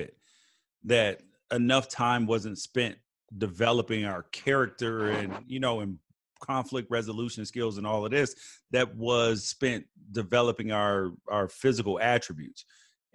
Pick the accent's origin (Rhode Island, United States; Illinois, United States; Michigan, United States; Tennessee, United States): Tennessee, United States; Memphis; now in California, United States; I grew up in Memphis originally.